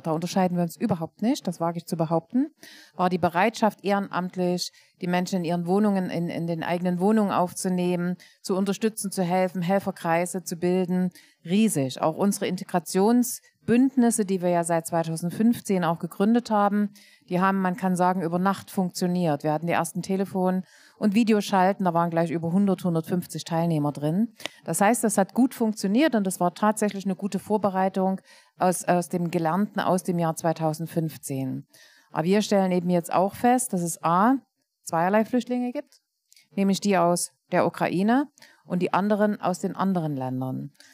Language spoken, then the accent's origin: German; Leipzig, Saxony, Germany; Ich bin Leipzigerin